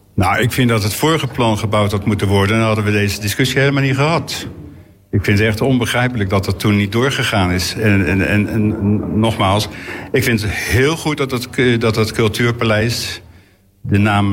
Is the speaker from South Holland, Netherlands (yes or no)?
yes; The Hague, South Holland, Netherlands; ik ben natuurlijk opgegroeid in de Schilderswijk